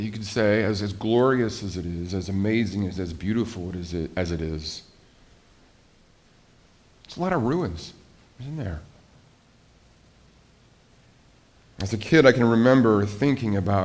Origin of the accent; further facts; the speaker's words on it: Billings, Montana, United States; moved away; my hometown was a very safe place to live. It was a great place to raise a family, Billings, Montana.